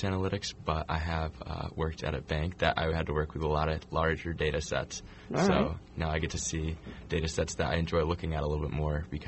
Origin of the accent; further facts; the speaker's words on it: Torrington, Connecticut, United States; I'm from Torrington, Connecticut originally